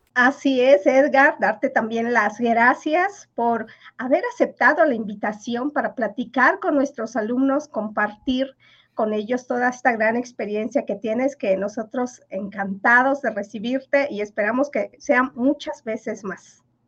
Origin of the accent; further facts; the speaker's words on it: Mexico; first language Yucatec Maya; Spanish is a second language; moved away; yo fui la, primera niña que salió del pueblo y vino a, la capital a, estudiar